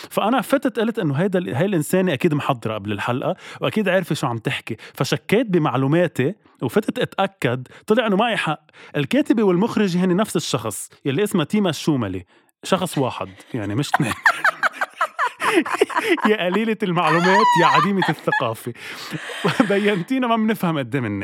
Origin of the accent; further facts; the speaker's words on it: Lebanon; نحن كشعب لبناني اصلا نبزناكي وبعدناك